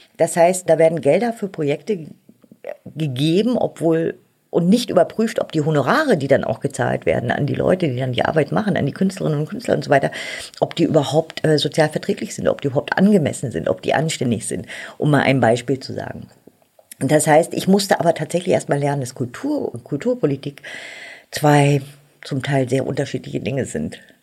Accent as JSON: {"language": "German", "country": "Germany", "tie": "born or raised there", "also_born_or_lived": "Berlin", "said": "Ich bin ja in der DDR aufgewachsen"}